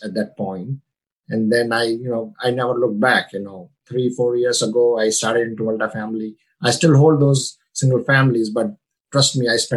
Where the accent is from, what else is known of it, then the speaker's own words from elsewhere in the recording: India; moved away as an adult; now in United States; I come from India. You know, I came here in 98 with only $115 in my pocket.